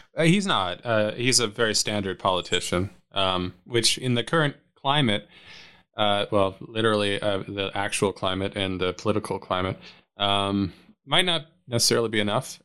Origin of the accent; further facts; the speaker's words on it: Canada; now in United States; as a Canadian living in the states